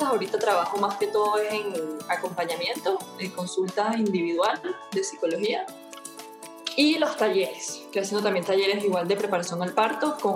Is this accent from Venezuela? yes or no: yes; Venezuela; now in Guatemala; vivo en, Guatemala con mi hija, mi esposo, soy de Venezuela, eh, pero he pasado por todo el mundo.